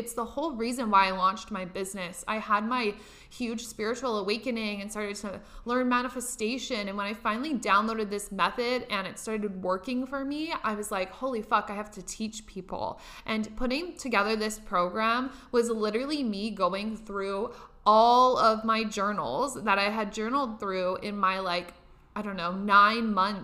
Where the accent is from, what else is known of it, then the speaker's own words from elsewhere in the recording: Nebraska, United States; now in Los Angeles, United States; I'm from Nebraska. I live in Los Angeles now